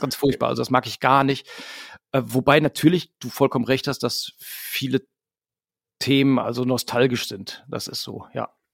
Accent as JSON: {"language": "German", "town": "Hamm", "region": "North Rhine-Westphalia", "country": "Germany", "said": "wir kommen halt alle aus Hamm, wir haben uns in Hamm gegründet irgendwie. Wir sind auch immer wieder hier zurückgekommen"}